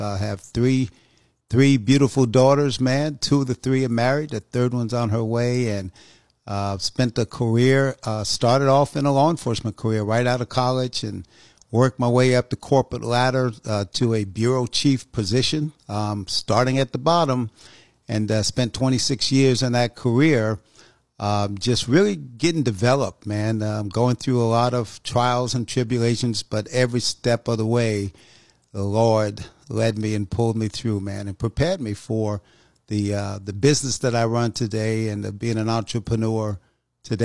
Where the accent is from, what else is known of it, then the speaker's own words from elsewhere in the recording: New York, United States; moved away as an adult; also born or lived in North Carolina; I was born in North Carolina, actually raised in New York, went to high school there.